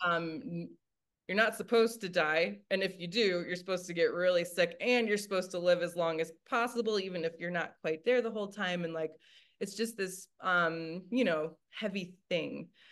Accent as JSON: {"language": "English", "region": "Michigan", "country": "United States", "tie": "born or raised there", "moved": "yes", "lives_now": "Denver, United States", "said": "I grew up in the Midwest of the United States in Michigan"}